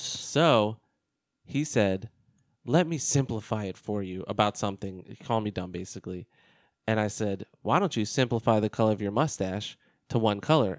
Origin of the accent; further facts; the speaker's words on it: United States; an American